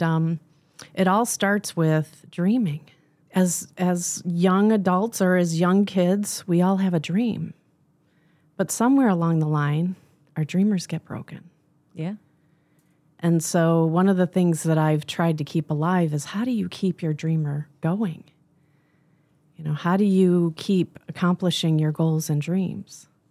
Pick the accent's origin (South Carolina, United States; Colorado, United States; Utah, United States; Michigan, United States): Michigan, United States; moved away as an adult; also born or lived in California; I was born and raised in Michigan